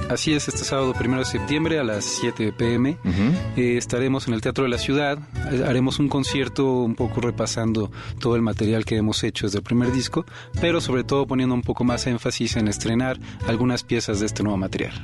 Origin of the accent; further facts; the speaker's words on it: Mexico City, Mexico; como defeños, como chilangos